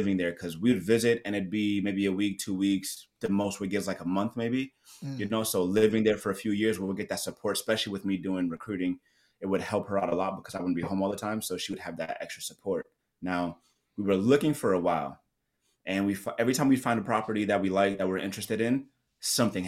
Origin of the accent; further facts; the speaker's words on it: New York City, New York, United States; moved away as an adult; also born or lived in Okinawa, Japan / Escondido, California / Oceanside, California; I'm born and raised in Brooklyn, New York